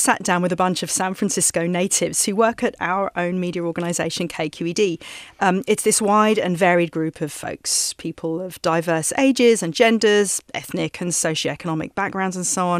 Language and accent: English; England, United Kingdom; now in United States; Of course, I'm not from Australia, I'm from England. I've been here for so long, approaching 20 years probably.